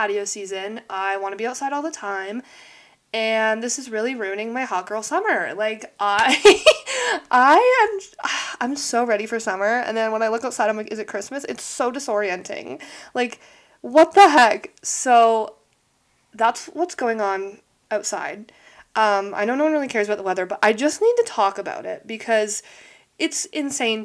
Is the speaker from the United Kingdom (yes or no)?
no; Canada; I live in Canada, by the way. I'm Canadian